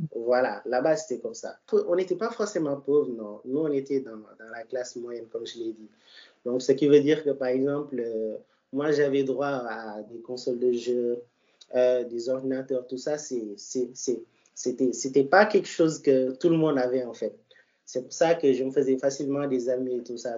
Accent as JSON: {"language": "French", "region": "Dakar", "country": "Senegal", "tie": "born or raised there", "said": "je suis né à Dakar"}